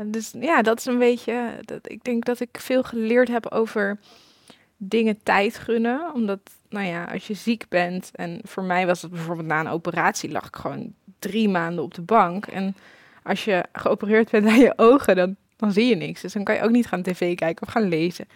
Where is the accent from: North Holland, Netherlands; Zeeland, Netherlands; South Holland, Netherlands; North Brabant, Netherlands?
North Holland, Netherlands; Amsterdam; Ik ben opgegroeid in Hartje Amsterdam